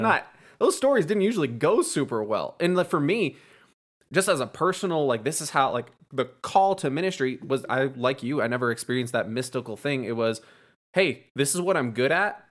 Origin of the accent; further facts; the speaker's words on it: East Coast, United States; moved away; I'm actually from the East Coast